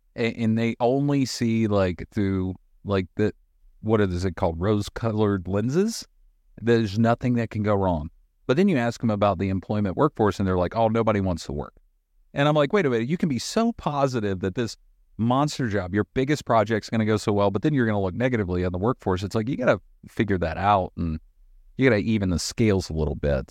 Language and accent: English; Boone, North Carolina, United States; I'm from North Carolina. I grew up in a small town called Boone